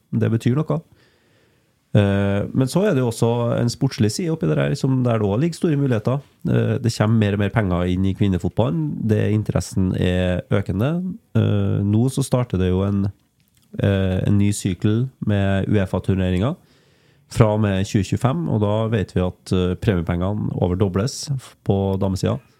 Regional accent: Krokstadøra, Trøndelag, Norway; Krokstadøra, ja. Det er det der jeg kommer fra

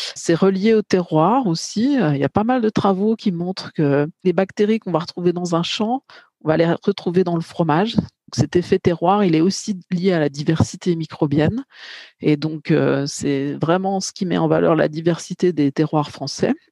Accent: Bourgogne-Franche-Comté, France; je suis plutôt de Bourgogne-Franche-Comté

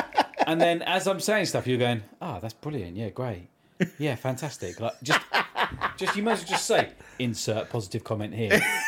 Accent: Lecce, Apulia, Italy; Salernitana beat my hometown, Will's hometown of Lecce, 2-1.

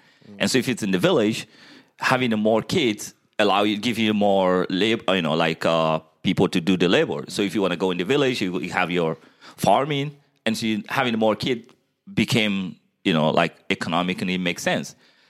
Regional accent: Guinea; moved away as an adult; I was born in Guinea, West Africa. Half of my life was spent there.

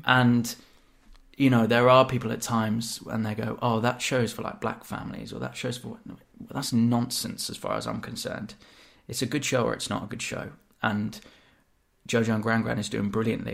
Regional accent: Devon, South West England, United Kingdom; moved away as an adult; growing up in Devon, you know, I'd get called that loads

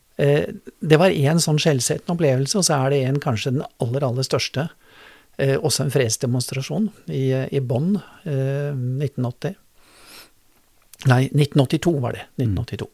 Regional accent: Drammen, Buskerud, Norway; also born or lived in Germany; jeg tilhører denne bydelen. Jeg vokste opp i Fjellsbyen.

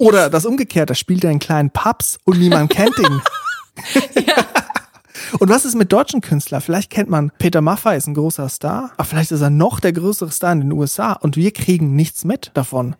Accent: Switzerland; accent: Swiss German; first language Swiss German; German is a second language; es ist halt nicht meine Muttersprache. Schweizerdeutsch ist schon etwas anderes. Mhm. Aber Hochdeutsch ist ja sehr nah dran. Und vor allem, wir wachsen auch mit Hochdeutsch auf

